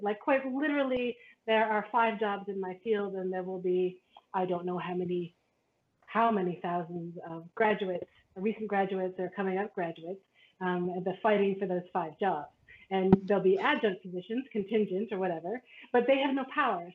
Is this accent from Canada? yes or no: yes; Canada; as a Canadian and as a Canadian that who who was often considered American. It's because my parents are American